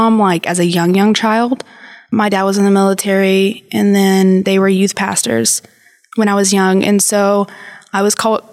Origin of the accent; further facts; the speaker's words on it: San Angelo, Texas, United States; moved away as an adult; also born or lived in Dallas, Texas; So I'm from San Angelo.